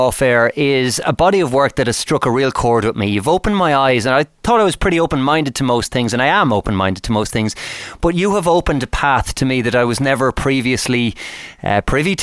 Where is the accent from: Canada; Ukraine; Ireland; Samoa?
Ireland; Ireland, my home country